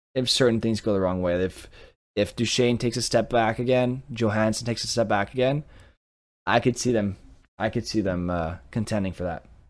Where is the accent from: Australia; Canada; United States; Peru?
Canada; Montreal, Quebec; I speak French and I'm from Montreal, but I'm more of an Anglophone, right? Like, I, I speak English at home